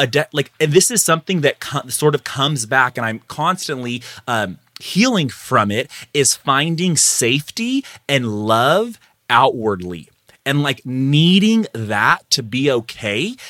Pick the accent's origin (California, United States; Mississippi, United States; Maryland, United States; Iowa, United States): California, United States; Madera; now in Fresno, United States; right now I'm in, in Fresno, California. I grew up in Madera, 30 minutes away, northern central valley of the state of California.